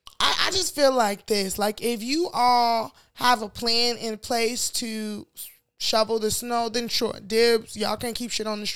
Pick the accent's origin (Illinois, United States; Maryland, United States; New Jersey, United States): Illinois, United States; Chicago; as a Chicagoan in this snow.